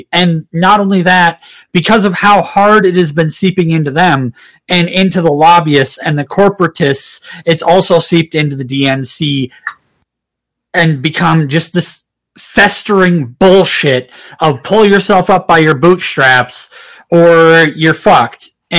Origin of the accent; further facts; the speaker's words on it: Minnesota, United States; my home county where I come from in Minnesota.